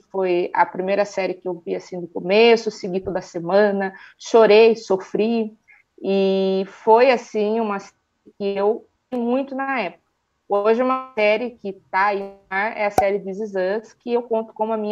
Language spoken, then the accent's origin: Portuguese; Sorocaba, São Paulo, Brazil; eu sou de Sorocaba, interior de São Paulo.